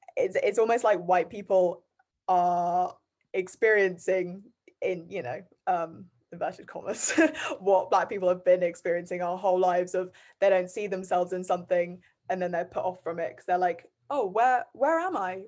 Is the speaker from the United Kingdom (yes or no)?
yes; Bath, South West England, United Kingdom; also born or lived in Guernsey; I'm from Bath